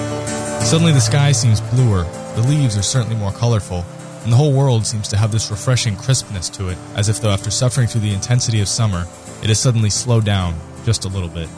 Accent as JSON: {"language": "English", "region": "Florida", "country": "United States", "tie": "born or raised there", "said": "Growing up in South Florida, I never dealt with the cold like I do here."}